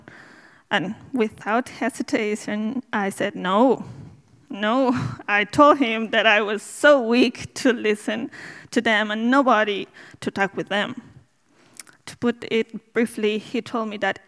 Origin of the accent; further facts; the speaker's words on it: Bolivia; English is a second language; now in Dublin, Ireland; I'm from Bolivia, in South America.